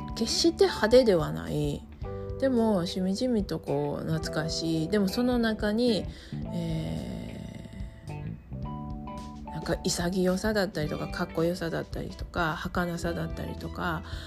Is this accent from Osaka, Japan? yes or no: yes; Osaka, Japan; now in United States; 大阪が私のあの出身地でふるさとなんですけど